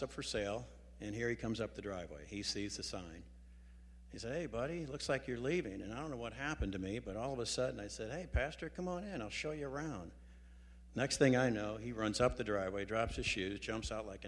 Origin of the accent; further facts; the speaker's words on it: St. Louis, Missouri, United States; I was born and raised here in St. Louis, actually a town in North County